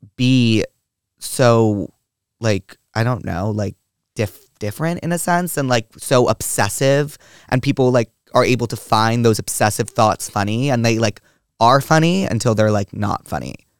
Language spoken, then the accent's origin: English; New York, United States; I grew up in New York